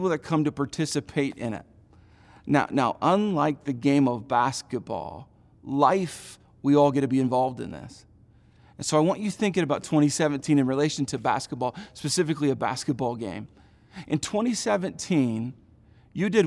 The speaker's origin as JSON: {"language": "English", "region": "Indiana", "country": "United States", "tie": "born or raised there", "said": "from middle school through college, I grew up in Indiana"}